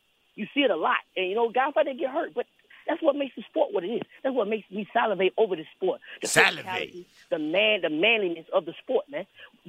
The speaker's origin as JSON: {"language": "English", "town": "Princeville", "region": "North Carolina", "country": "United States", "said": "I'm from Princeville, North Carolina."}